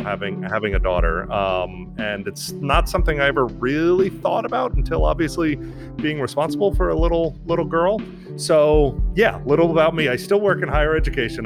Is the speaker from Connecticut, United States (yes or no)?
no; New York, United States; moved away; I was born and raised in New York